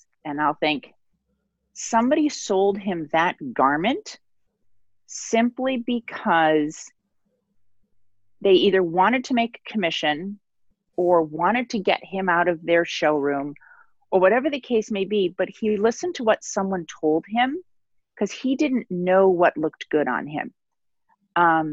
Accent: Midwest, United States; moved away as an adult; now in New York, United States; I was born and raised in the Midwest, so I'm officially a transplant, but I'm a New Yorker

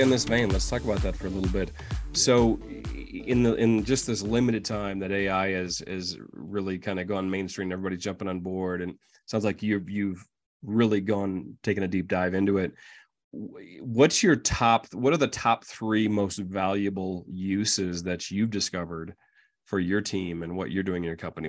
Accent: Midwest, United States; now in Colorado, United States; us Midwesterners in Colorado

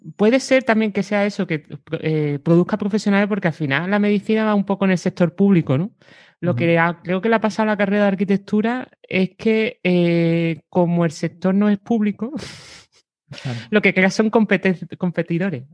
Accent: Cádiz, Andalusia, Spain; moved away as an adult; soy de Cádiz. Lo que pasa que me fui de allí a los 18

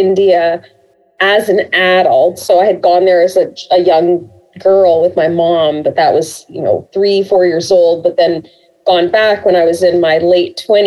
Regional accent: Canada; growing up in Canada and in a very multicultural kind of community

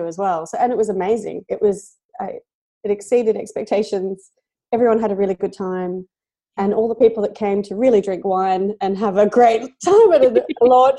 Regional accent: Perth, Western Australia, Australia; when I was a teenager and I grew up in Perth

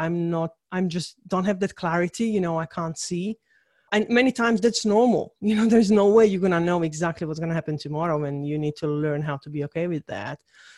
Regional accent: Czechia; English is a second language; So I was born in Czechoslovakia. So during the communist time, so I'm literally a communist kid.

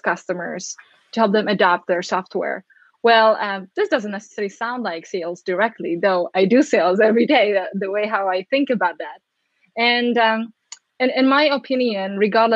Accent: Czechia; now in United States; growing up in the Czech Republic, now living in the States

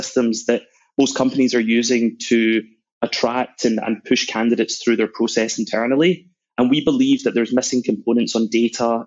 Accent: Glasgow, Scotland, United Kingdom; moved away as an adult; also born or lived in New York / London; I was born in Glasgow

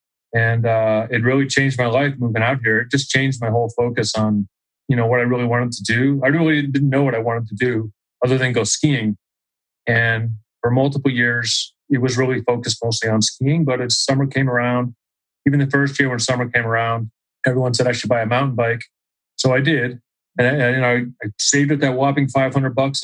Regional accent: Auburn, New Hampshire, United States; moved away as an adult; also born or lived in Philadelphia, Pennsylvania; now in Salt Lake City, United States; growing up in New Hampshire was great. I mean, it's a great place to grow up

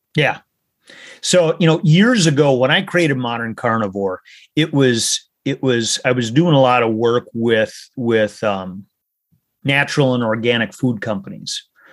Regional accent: Minnesota, United States; I grew up in Minnesota

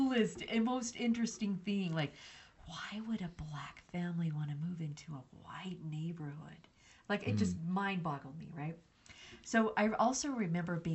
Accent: New Mexico, United States; I grew up in New Mexico

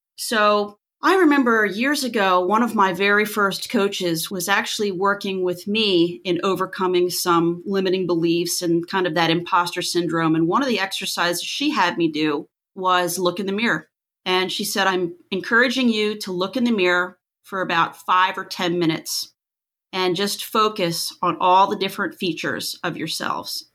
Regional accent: Pennsylvania, United States; moved away as an adult; now in Florida, United States; I'm originally from Pennsylvania, moved to Florida almost twenty years ago.

